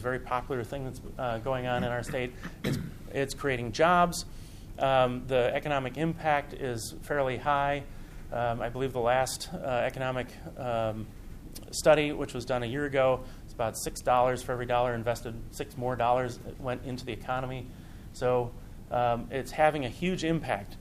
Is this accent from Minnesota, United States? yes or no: yes; Minnesota, United States; I'm from Minnesota